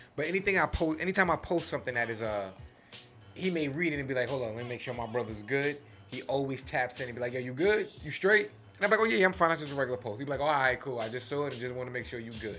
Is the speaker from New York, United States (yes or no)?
yes; New York City, New York, United States; I grew up in Flushing, Queens.